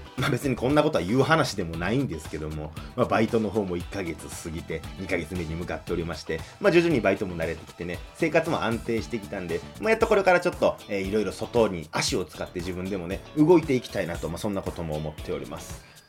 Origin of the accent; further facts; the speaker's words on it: Kansai, Japan; 関西出身の人間には特に馴染みの深